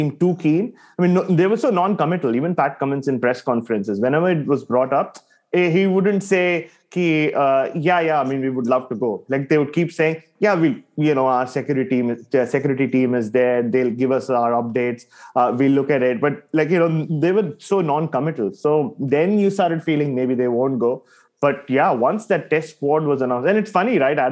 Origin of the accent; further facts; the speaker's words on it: Mumbai, Maharashtra, India; I grew up in Bombay